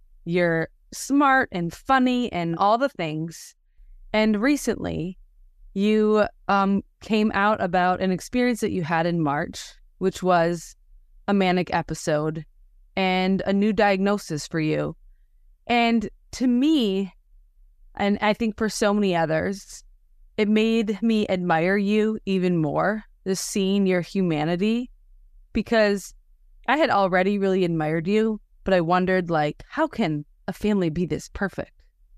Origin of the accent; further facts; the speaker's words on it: Wisconsin, United States; now in Houston, United States; I'm from Wisconsin. I live in Houston now, but hadn't really been to Waco.